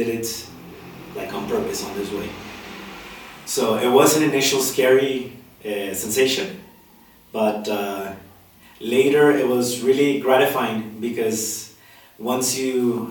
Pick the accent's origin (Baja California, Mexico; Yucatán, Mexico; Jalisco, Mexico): Jalisco, Mexico; Guadalajara; English is a second language; moved away as an adult; also born or lived in Puerto Vallarta / United States / Mexico City / Tijuana; now in San Cristóbal de las Casas, Mexico; I'm from Guadalajara, Jalisco. This is where I grew